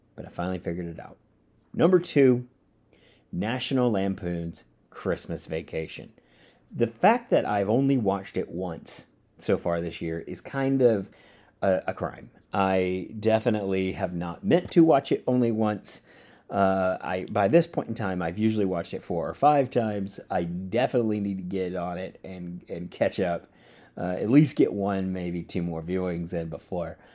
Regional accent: Georgia, United States; also born or lived in Louisiana / Orlando, Florida; now in Austin, United States; I grew up in the South. I grew up in Georgia

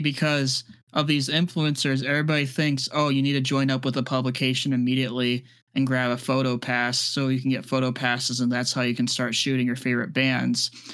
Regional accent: Midwest, United States; now in Tampa, United States; I'm originally from the Midwest, so, like, I used to be used to that kind of weather, but now I'm, I'm a Florida boy

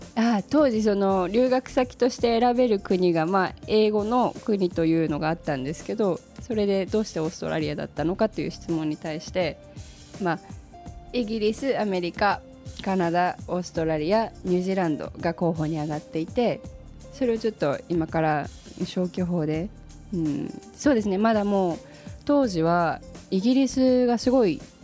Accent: Japan; also born or lived in Australia; 生まれも育ちも日本

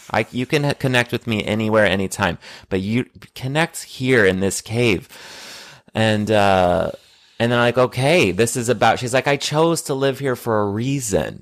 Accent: United States; growing up in the States

